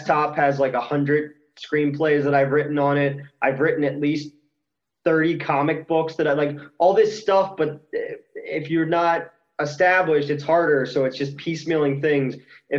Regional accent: New Jersey, United States; I'm from South Jersey

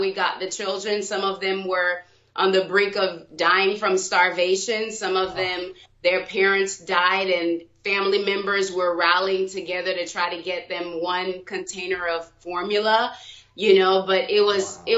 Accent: Jacksonville, Florida, United States; also born or lived in Haiti; So I was born in Jacksonville, Florida. Yes, my family is from Haiti

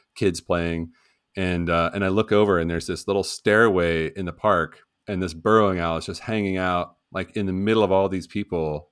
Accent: West Virginia, United States; my home state of West Virginia

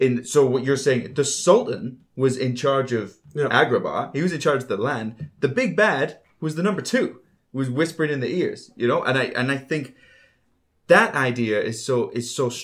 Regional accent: Northern Ireland, United Kingdom; I was born in Northern Ireland in the 80s

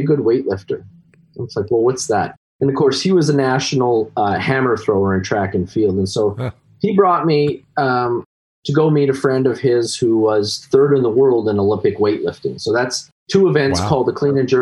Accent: Canada; as every Canadian does, is at least back when I was growing up, hockey is my religion

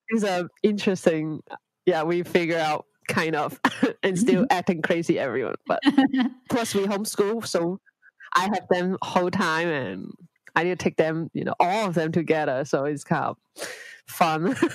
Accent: Hong Kong; my husband uh, lived in Hong Kong before. So it's not a strange place for him. And it's my hometown as well.

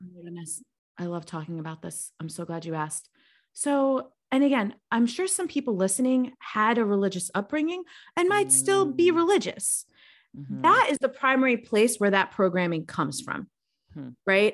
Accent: New York, United States; moved away as an adult; also born or lived in Baltimore; being a New Yorker growing up in that environment.

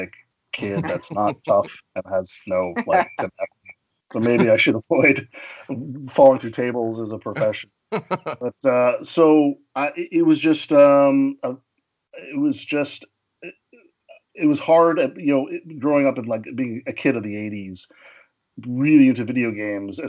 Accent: Portland, Oregon, United States; moved away as an adult; also born or lived in Midwest / Chicago; I grew up in Portland, Oregon

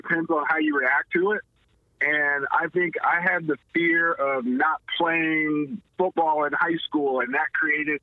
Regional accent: Lawton, Oklahoma, United States; now in Kansas City, United States; I grew up in my hometown of Lawton, Oklahoma. Being a military brat

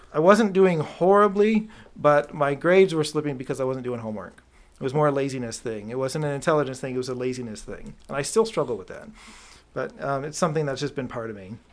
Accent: Clarkston, Michigan, United States; born or raised there; also born or lived in Rochester, Michigan / Canton, Michigan

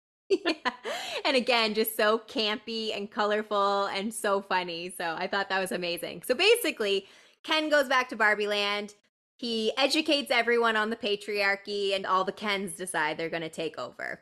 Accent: Canada; we're Canadian too

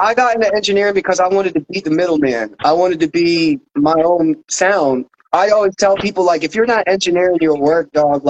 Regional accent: Philadelphia, Pennsylvania, United States; also born or lived in Dayton; now in Springfield, United States; I'm originally from Philly.

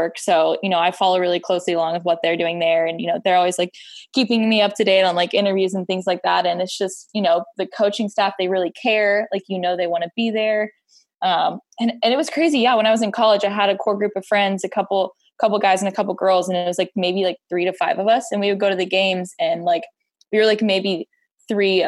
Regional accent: Round Rock, Texas, United States; I grew up in Round Rock

